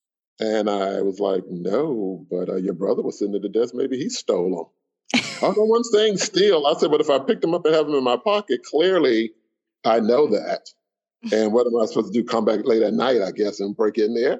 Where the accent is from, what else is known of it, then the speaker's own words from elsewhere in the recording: Miami, Florida, United States; I grew up in Miami